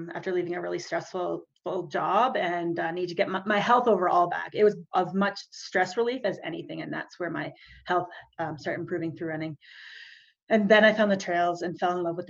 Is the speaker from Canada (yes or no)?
yes; Calgary, Alberta, Canada; I am from Calgary, or just outside Calgary, Alberta, in Canada, between Calgary and the beautiful Rocky Mountains.